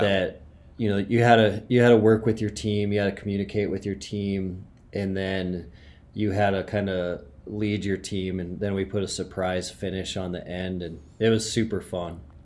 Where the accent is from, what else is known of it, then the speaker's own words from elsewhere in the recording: Montana, United States; I grew up in Montana